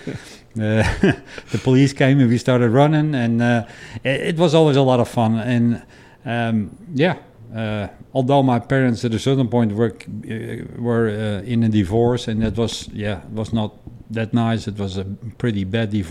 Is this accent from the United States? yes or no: no; Amsterdam, North Holland, Netherlands; moved away; I'm born and raised in Amsterdam